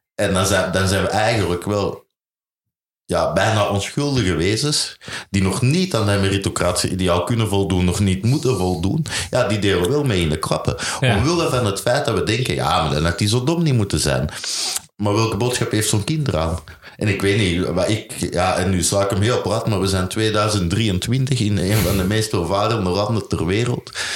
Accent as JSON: {"language": "Dutch", "country": "Belgium", "said": "ik ben Belg"}